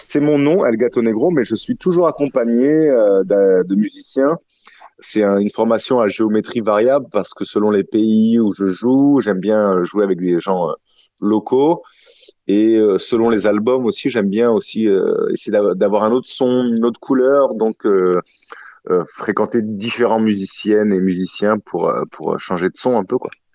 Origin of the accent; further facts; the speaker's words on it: Toulouse, Occitania, France; moved away as an adult; also born or lived in Latin America; now in Marseille, France; je suis toulousain, mais j'ai beaucoup euh, voyagé, vagabondé, et j'ai atterri à Marseille depuis un peu plus d'un